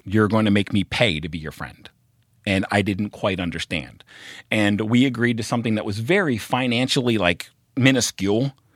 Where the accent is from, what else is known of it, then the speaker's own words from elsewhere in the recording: Baltimore, Maryland, United States; moved away as an adult; also born or lived in Oregon; I'm from Baltimore